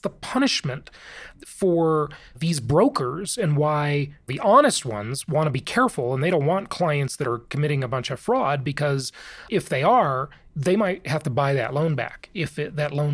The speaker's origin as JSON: {"language": "English", "region": "California", "country": "United States", "tie": "born or raised there", "also_born_or_lived": "Orange County, California", "moved": "as an adult", "said": "in Orange County, California, where I lived for the vast majority of my adult life"}